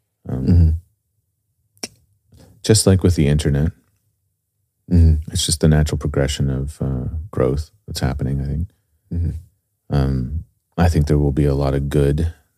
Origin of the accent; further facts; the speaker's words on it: United States; as an American